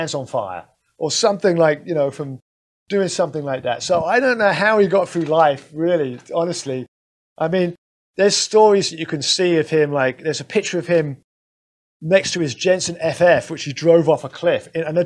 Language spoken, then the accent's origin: English; London, United Kingdom; now in United States; I grew up in London